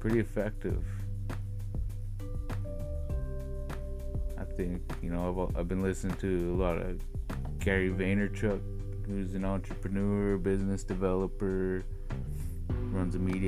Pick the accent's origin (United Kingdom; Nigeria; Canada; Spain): Canada; Nass Valley, British Columbia; growing up in the Nass Valley